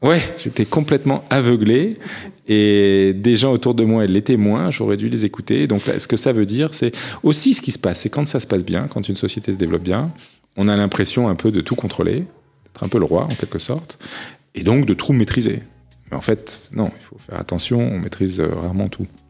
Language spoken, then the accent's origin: French; the South, southern France, France; moved away; je viens du Sud